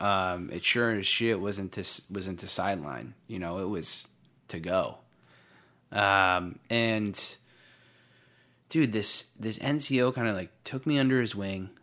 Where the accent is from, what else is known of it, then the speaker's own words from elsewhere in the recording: Waretown, New Jersey, United States; also born or lived in Bridgeport, Connecticut; my grandfather had a summer house in a little town called Waretown, uh, outside of Long Beach Island, New Jersey, in, uh, the southern, southeastern part of New Jersey, uh, for anyone that knows that area. And, uh, I, I grew up there